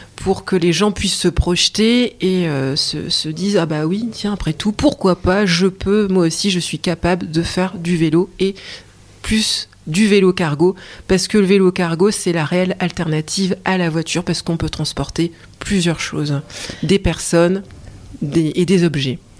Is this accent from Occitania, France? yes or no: no; Lille, Hauts-de-France, France; je suis lilloise